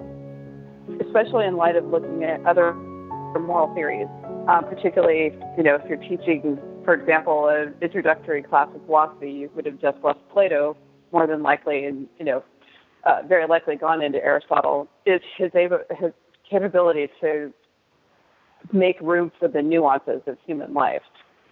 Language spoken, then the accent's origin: English; United States; we're American